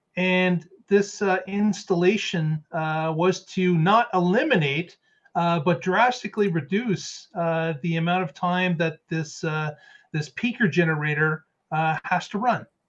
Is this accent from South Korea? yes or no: no; Canada; I'm Canadian